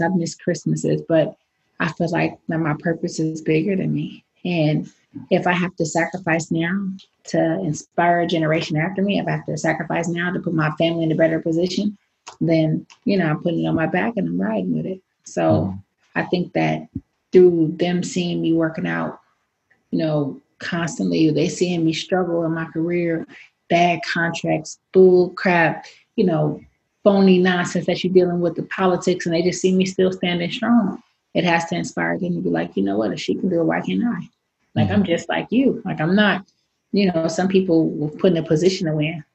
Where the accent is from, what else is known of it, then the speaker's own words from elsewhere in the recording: San Francisco, California, United States; we didn't have that growing up in San Francisco